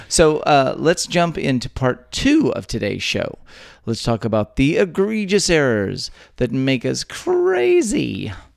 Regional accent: Texas, United States; born or raised there

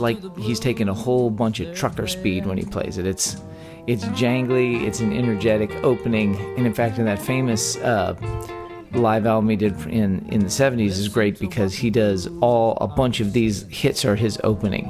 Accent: Texas, United States; born or raised there

